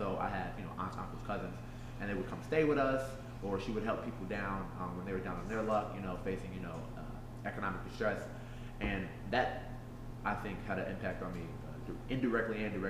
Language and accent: English; Aurora, Illinois, United States; I am from Aurora, Illinois. I was born and raised here.